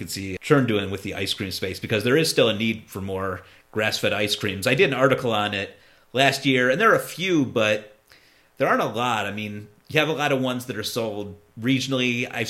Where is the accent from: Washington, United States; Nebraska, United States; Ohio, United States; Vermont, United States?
Ohio, United States; I'm from Ohio, yeah.